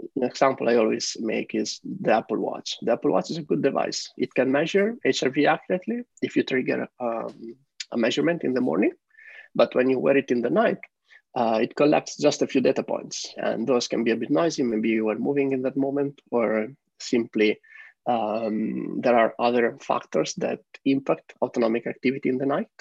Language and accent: English; Italy; moved away as an adult; also born or lived in Netherlands / San Francisco, United States; now in Amsterdam, Netherlands; I live here in Amsterdam with my partner. Uh, originally, we are from Italy